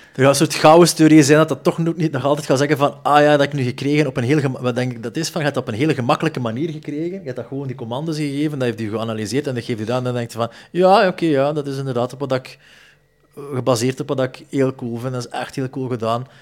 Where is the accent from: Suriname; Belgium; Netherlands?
Belgium; Zele, Flanders; moved away; ik kwam van Zeelen oorspronkelijk, dat is Lokeren en Dendermonde.